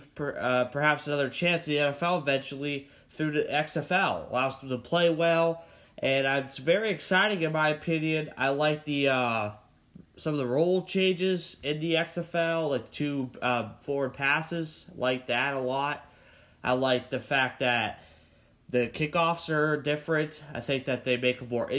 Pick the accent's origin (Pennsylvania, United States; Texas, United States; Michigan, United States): Pennsylvania, United States; my home state of Pennsylvania